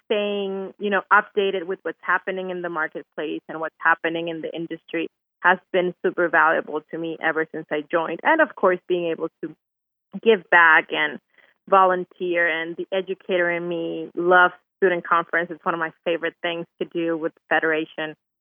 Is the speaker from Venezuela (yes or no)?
yes; Venezuela; now in Houston, United States; I'm from Venezuela, so our biggest thing is making our Venezuelan Christmas food